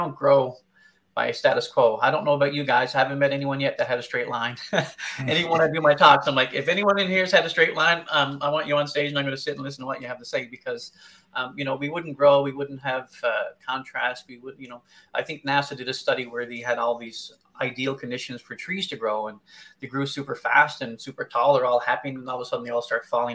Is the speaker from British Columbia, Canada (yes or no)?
no; Newfoundland and Labrador, Canada; also born or lived in Arctic; now in London, Canada; I'm originally from Newfoundland. I spent over 16 years in the Arctic